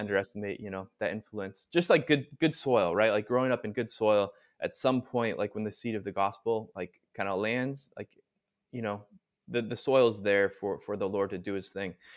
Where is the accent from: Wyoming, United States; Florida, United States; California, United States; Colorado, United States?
California, United States; Southern; moved away; I'm originally from Southern California, so grew up there